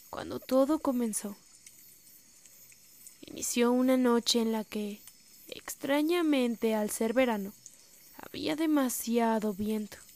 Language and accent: Spanish; Chimaltenango, Guatemala; Soy de Guatemala, de un pueblo del departamento de Chimaltenango.